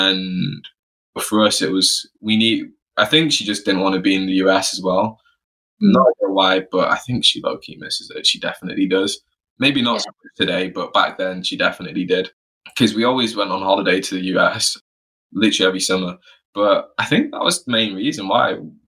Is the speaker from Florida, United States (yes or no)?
yes; Florida, United States; born there; I was born in Florida, but my family are from the West Indies, a small little island called Montserrat, a volcanic island.